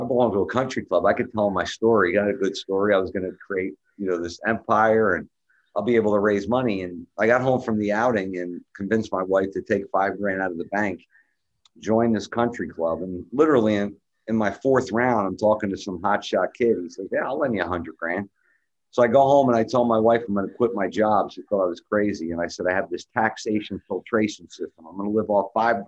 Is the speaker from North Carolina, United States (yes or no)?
no; Highland Park, New Jersey, United States; also born or lived in New York City metropolitan area; I was born in the New York City metropolitan area, and grew up in a little small town called Highland Park next to Rutgers University